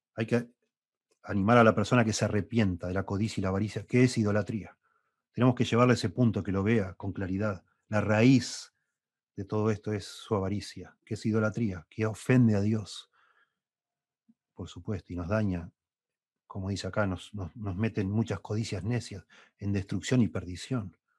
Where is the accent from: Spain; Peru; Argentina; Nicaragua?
Argentina; also born or lived in Uruguay; Yo nací en Uruguay, me vine a vivir en Argentina, Argentina a los siete años. Bueno, llegué a hacer dos años de primaria en Uruguay